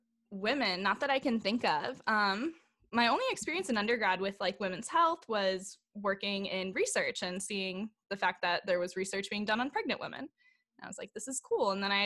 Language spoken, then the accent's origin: English; St. Louis, Missouri, United States; I grew up in St. Louis.